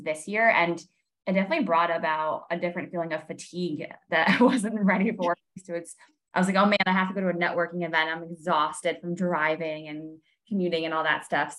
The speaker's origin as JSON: {"language": "English", "region": "New England", "country": "United States", "moved": "yes", "said": "I'm originally from New England"}